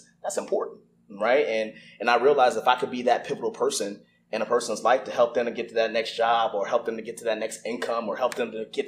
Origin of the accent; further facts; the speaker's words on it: Newport News, Virginia, United States; moved away as an adult; also born or lived in Fort Lee, Virginia / Germany / Kentucky / Tennessee; I grew up in Newport News, Virginia, went to elementary school there, went to, you know, middle school there, went to high school there